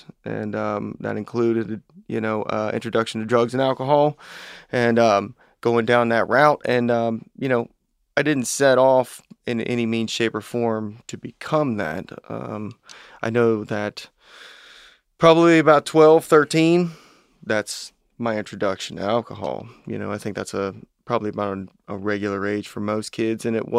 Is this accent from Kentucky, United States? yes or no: yes; Fort Thomas, Kentucky, United States; growing up in Fort Thomas, it is that town within a bubble.